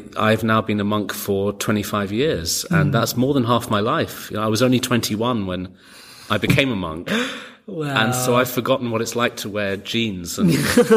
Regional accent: London, United Kingdom; moved away; also born or lived in New York; I grew up in London and then I moved to New York

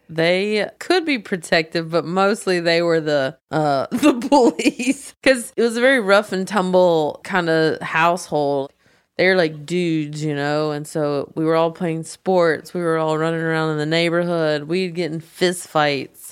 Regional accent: the South, United States; moved away as an adult; now in Los Angeles, United States; I was growing up in the South and it's a more conservative area

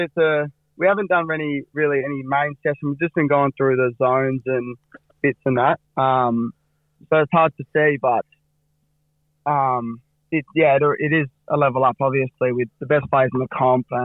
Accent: Fremantle, Western Australia, Australia; growing up in Freo and growing up in East Fremantle.

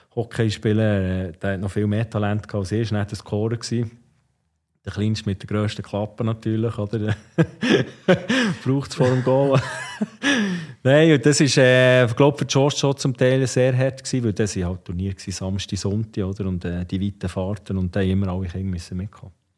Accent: Ostermundigen, Bern, Switzerland; wir sind natürlich bei Ostermundig aufgewachsen

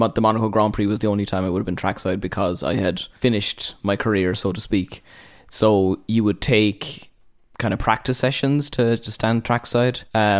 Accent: Cork, Munster, Ireland; I am from Cork

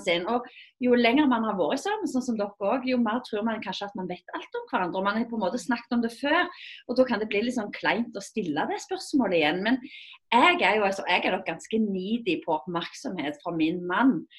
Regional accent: Rogaland, Norway; jeg kommer jo fra Fuel-regionen, Rogaland.

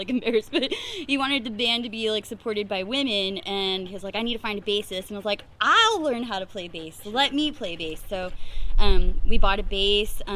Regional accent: Fresno, California, United States; also born or lived in Clovis; I am a born and raised Fresnan. I grew up in the Butler Park area

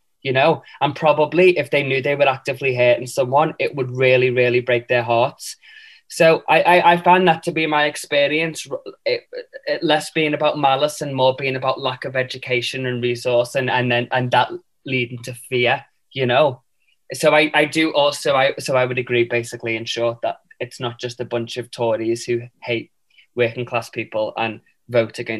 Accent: Liverpool, North West England, United Kingdom; accent: Scouse; moved away as an adult; now in London, United Kingdom; being Scouse, I celebrate, and it's such a triumph in my life. You know, it's the staple of my humor, my politics, why I love people, why I use my language, is all because I was born and raised

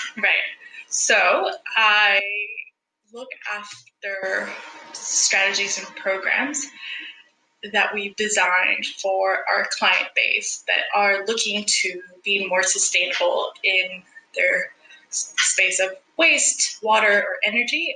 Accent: El Salvador; moved away as an adult; also born or lived in Vancouver, Canada; now in Australia; I am originally from El Salvador

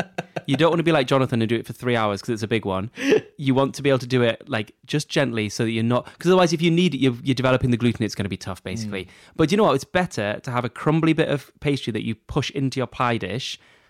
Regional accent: Texas, United States; I don't know if I'm saying that right, but anyway. And I'm from Texas and an elementary school teacher.

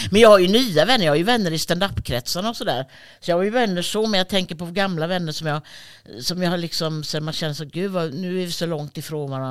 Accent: Helsinki, Uusimaa, Finland; Jag kommer från Helsinki.

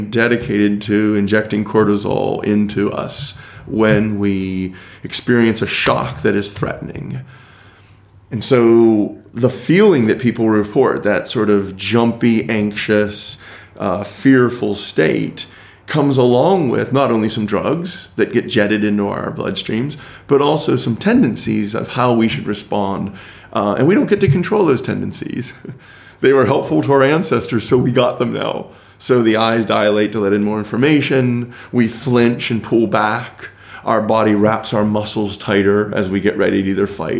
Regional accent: United States; as an American.

